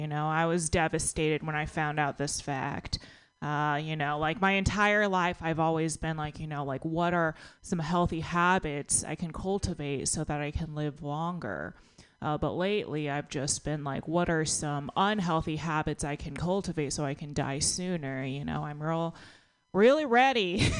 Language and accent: English; Texas, United States; now in San Francisco, United States; When I moved to San Francisco from Texas, I actually lost like 15 pounds. And the first time I went back home, I saw one of my friends from high school